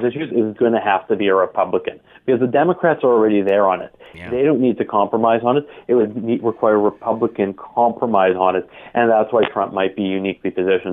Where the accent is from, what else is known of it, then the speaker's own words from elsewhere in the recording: Canada; also born or lived in Toronto; I'm a Canadian as well, obviously, as you announced, being based in Toronto